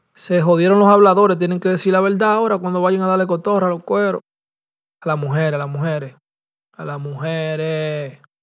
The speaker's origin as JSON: {"language": "Spanish", "town": "New York City", "region": "New York", "country": "United States", "tie": "born or raised there", "said": "1269 Gran Conco. es la dirección de donde yo nací y me crié. Tú me entiendes, en el Bronx."}